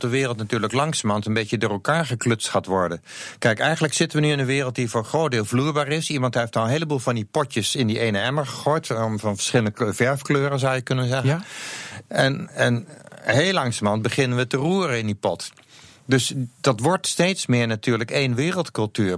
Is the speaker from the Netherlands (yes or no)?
yes; Netherlands; vinden wij het makkelijk als Nederlander om Nederlands te praten.